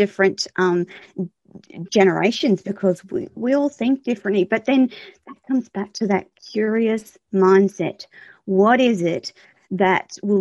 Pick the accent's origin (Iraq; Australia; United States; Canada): Australia; I'm Australian